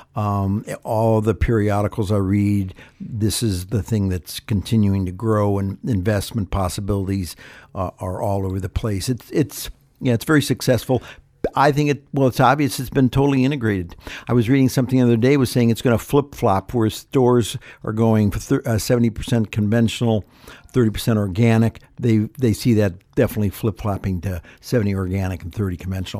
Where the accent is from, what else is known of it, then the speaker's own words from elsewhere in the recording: Ohio, United States; now in California, United States; growing up in Ohio, my mother was not a, a creative cook